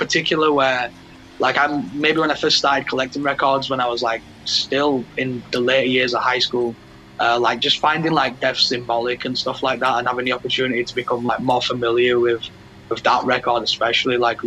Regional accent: Leeds, Yorkshire and the Humber, United Kingdom; born or raised there

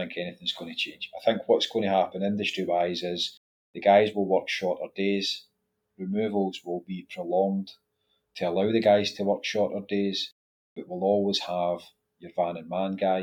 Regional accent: Scotland, United Kingdom; we're Scottish

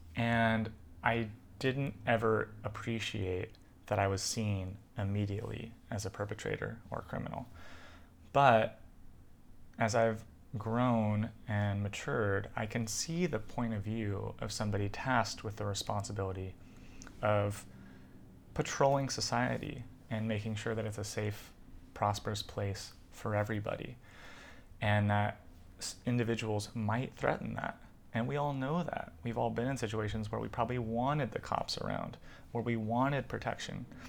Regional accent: United States; also born or lived in California / New York; So I really identify as a Californian and a New Yorker, where I grew up, uh, my family coming from both places

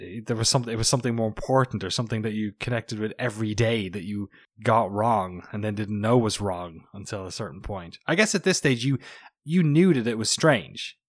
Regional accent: Ireland; now in United States; as an Irish person and as a recent American citizen, got my citizenship last month

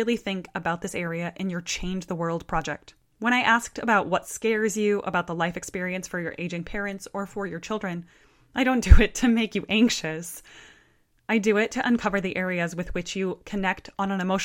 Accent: Iowa, United States; in my hometown, there's a group called Art Force Iowa.

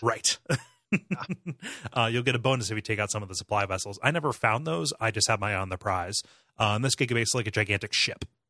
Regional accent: United States; I, I grew up in Richland County

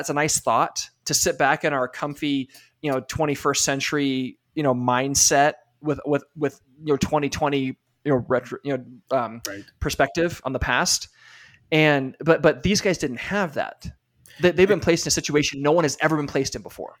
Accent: United States; as an American

